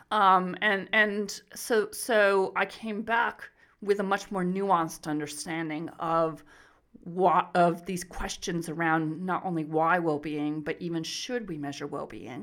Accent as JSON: {"language": "English", "region": "Arizona", "country": "United States", "tie": "born or raised there", "also_born_or_lived": "Riverside, California", "moved": "as an adult", "lives_now": "Melbourne, Australia", "said": "I'm originally from the U S, so I was born and raised in Arizona"}